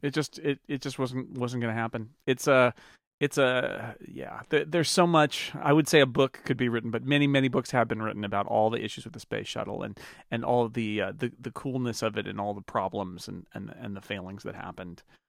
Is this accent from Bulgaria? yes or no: no; California, United States; as a Californian